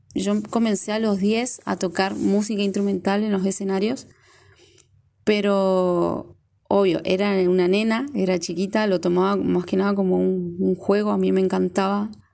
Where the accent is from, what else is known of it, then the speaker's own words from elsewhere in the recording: Neuquén, Argentina; moved away as an adult; now in Formosa, Argentina; soy neuquina, radicada hace ya ocho años en la provincia de Formosa, más precisamente acá en la capital, en la ciudad de Formosa.